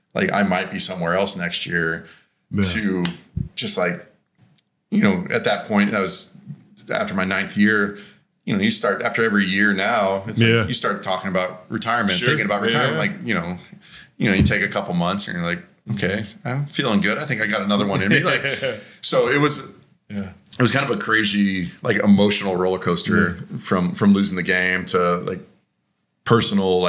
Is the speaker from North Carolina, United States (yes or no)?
no; Colorado, United States; moved away; I grew up in Colorado